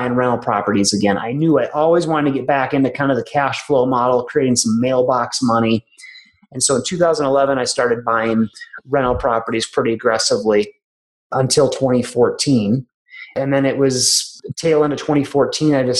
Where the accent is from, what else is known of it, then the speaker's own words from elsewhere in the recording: Minnesota, United States; moved away as an adult; also born or lived in Tulsa, Oklahoma; now in Colorado, United States; I went back to my home state of Minnesota